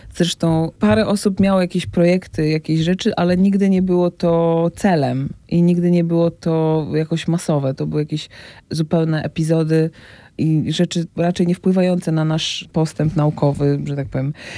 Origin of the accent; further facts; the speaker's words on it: Gdynia, Pomeranian Voivodeship, Poland; moved away as an adult; also born or lived in Rumia; now in Warsaw, Poland; pochodzę z Gdyni, bo tam się urodziłam, tam skończyłam liceum